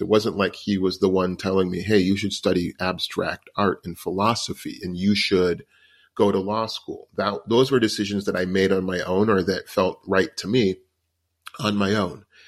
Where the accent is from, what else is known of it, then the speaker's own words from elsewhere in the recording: United States; because I'm an American and that's where I've grown up